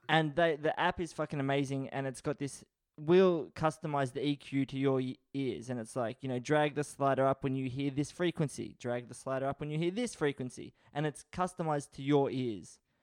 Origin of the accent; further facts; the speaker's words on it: Australia; I was born in Australia.